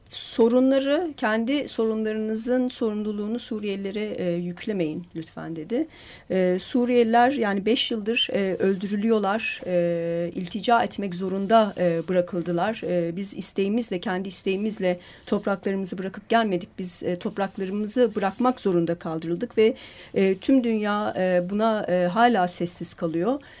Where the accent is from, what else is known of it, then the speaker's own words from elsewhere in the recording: Turkey; biz Türkiye'liler olarak